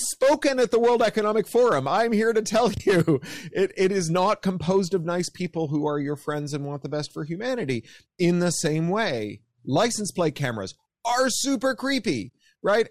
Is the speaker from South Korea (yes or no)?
no; Canada; accent: Canadian; now in United States; as you can hear from my accent, I'm a Canadian.